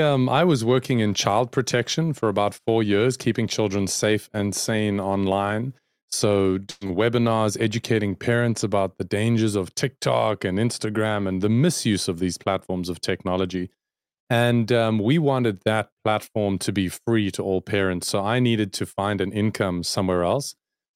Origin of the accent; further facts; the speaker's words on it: South Africa; I'm a South African, born and bred and based in South Africa, working for an American company called clearbrand.com.